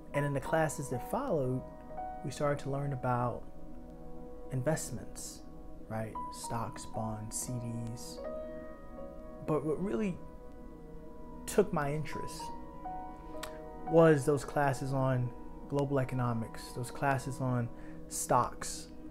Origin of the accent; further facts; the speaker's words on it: New York City, New York, United States; born and raised in Harlem